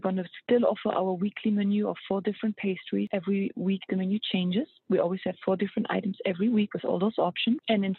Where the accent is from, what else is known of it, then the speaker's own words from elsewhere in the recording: Luxembourg; moved away as an adult; also born or lived in Germany; now in United States; I moved to America 7 years ago, and I'm from Europe. I met my husband in Europe 7 years ago. That's why I moved over. And I'm Luxembourgish and half German. And I moved around quite a bit when I was a kid. So I grew up in Germany, in Luxembourg